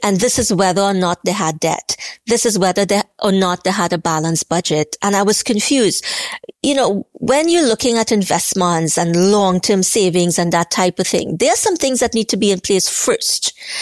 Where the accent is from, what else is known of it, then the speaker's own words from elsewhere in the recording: Trinidad & Tobago; growing up in Trinidad, growing up poor